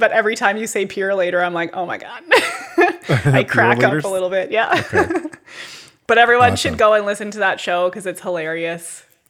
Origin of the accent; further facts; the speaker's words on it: Canada; it's hilarious to listen to as a Canadian.